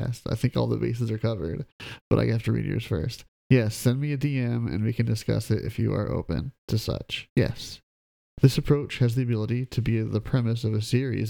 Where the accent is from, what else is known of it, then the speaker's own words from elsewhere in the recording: Midwest, United States; I'm from the Midwest